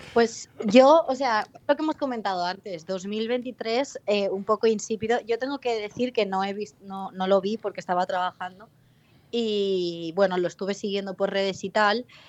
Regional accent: Valencian Community, Spain; ni yo como valenciana

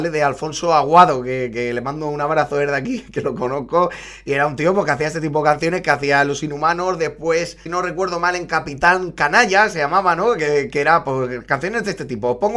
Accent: Valencia, Valencian Community, Spain; mi equipo, yo soy de Valencia, lo sabéis, ganó una Copa del Rey

